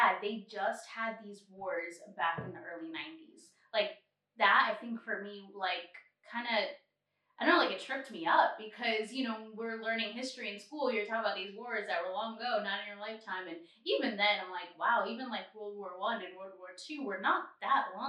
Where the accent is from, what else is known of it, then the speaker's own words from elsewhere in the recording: United States; we're not locals, but just to pinpoint that we're American